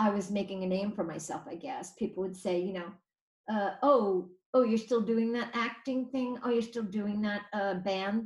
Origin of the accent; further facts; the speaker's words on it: New York City, New York, United States; I was actually born at Methodist Hospital, which is right over by Prospect Park on 7th Avenue and like 11th Street.